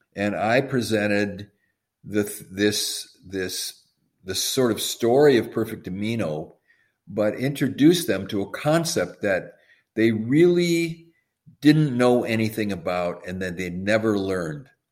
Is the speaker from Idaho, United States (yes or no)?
no; Madison, Wisconsin, United States; I grew up in Madison, Wisconsin.